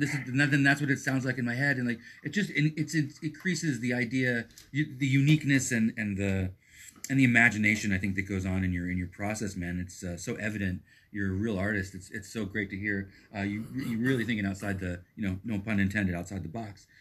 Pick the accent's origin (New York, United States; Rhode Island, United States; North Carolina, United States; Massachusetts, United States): New York, United States; East Coast; moved away as an adult; also born or lived in Texas / Brooklyn / Boston; now in Portland, United States; I'm born and raised on the East Coast.